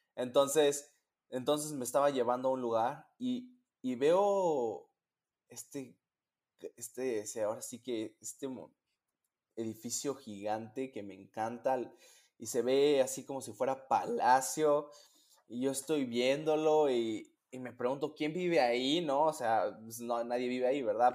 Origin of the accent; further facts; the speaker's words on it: Mexico; moved away as an adult; now in Michigan, United States; yo soy un pedacito de mi país